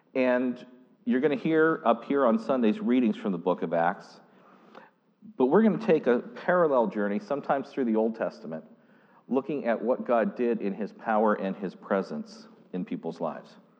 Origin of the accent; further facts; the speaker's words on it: Pittsburgh district, Pennsylvania, United States; moved away; I literally was born and raised on the Pittsburgh district